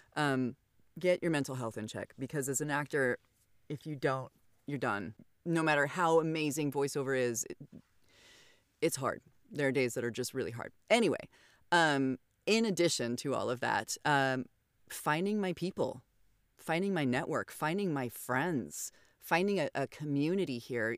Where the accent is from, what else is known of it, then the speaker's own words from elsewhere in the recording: Idaho, United States; moved away as an adult; also born or lived in Oregon / California; my home state, which is Idaho